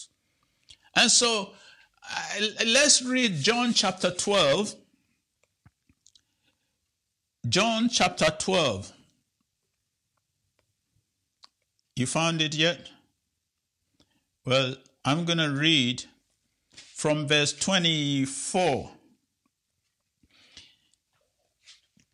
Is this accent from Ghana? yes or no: yes; Ghana; moved away; I'm from Ghana, and back home when I was a child, we used to go to the farm